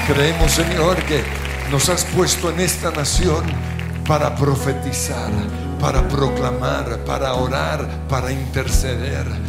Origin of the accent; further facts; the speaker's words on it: Colombia; como colombianos, como cristianos